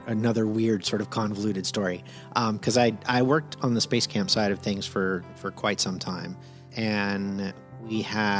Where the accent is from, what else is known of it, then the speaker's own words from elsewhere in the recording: Phil Campbell, Alabama, United States; also born or lived in Miami; A lot of time I split between, Miami, Florida and a town in Northwest Alabama called Phil Campbell.